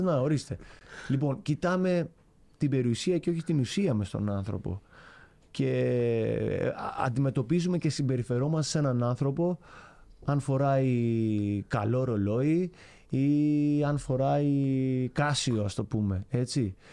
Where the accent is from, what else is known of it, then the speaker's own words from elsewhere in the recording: Chania, Crete, Greece; also born or lived in Rethymno; είμαι από τα Χανιά τη Κρήτη, σαν την περιοχή που λέγεται Νέα Χώρα